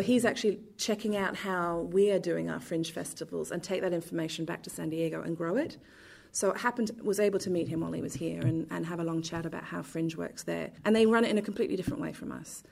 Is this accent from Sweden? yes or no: no; London, United Kingdom; now in Perth, Australia; I grew up in London